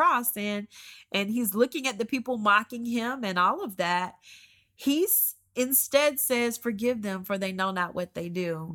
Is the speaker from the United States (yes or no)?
yes; Georgia, United States; moved away as an adult; also born or lived in Columbus, Georgia; now in Oklahoma, United States; We grew up in Georgia. We've been in Georgia, um, since I was born